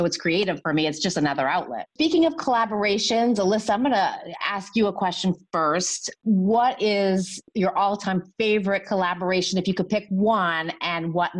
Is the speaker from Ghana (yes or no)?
no; Canada; I'm Canadian.